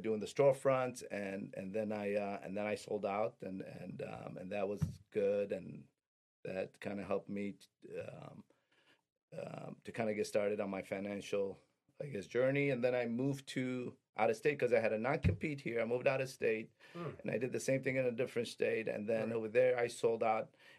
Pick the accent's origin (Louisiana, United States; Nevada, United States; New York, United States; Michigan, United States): Michigan, United States; Detroit; also born or lived in Middle East; my parents were immigrants. We immigrated here, went to Detroit Public Schools